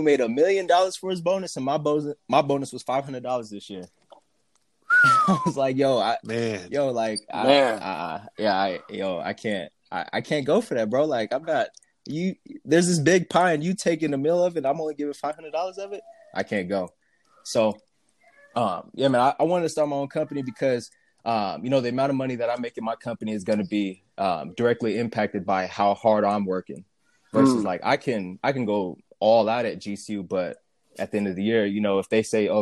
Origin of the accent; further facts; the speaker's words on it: Phoenix, Arizona, United States; also born or lived in North Dakota; I'm from here in Phoenix. Lived here my whole life